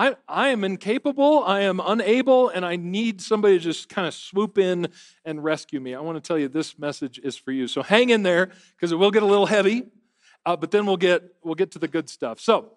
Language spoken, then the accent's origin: English; Michigan, United States; I'm from Michigan.